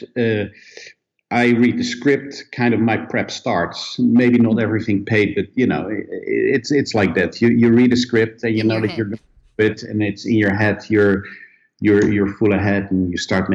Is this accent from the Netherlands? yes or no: yes; Netherlands; moved away; also born or lived in Sweden; I come originally from Holland